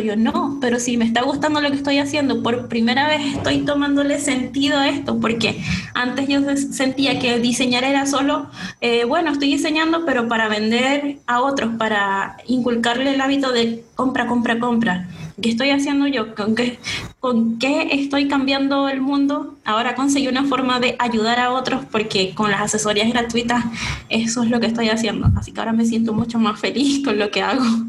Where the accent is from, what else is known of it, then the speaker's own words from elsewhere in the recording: San Francisco, Zulia, Venezuela; moved away as an adult; now in Santiago, Chile; soy venezolana, todos creen que soy chilena, muchos me han dicho, hey, eres chilena, yo no, no soy chilena, soy venezolana, soy de Maracaibo, específicamente de San Francisco en Zulia.